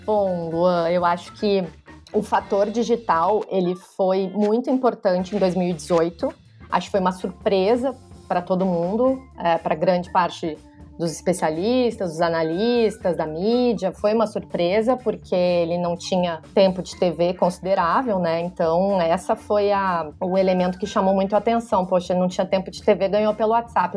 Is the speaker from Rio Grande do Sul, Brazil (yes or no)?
yes; Rio Grande do Sul, Brazil; now in São Paulo, Brazil; sou jornalista, moro em São Paulo, uh, sou do Rio Grande do Sul